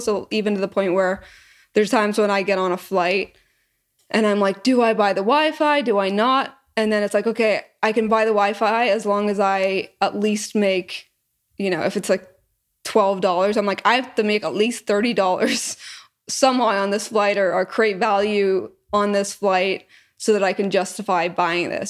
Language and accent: English; Northern Ireland, United Kingdom; moved away as an adult; also born or lived in Canada / England / Scotland; now in Austin, United States; I was born in Canada, but I moved before I was even one, 'cause my parents are Irish, from Northern Ireland. And so when I, I grew up until I was eighteen there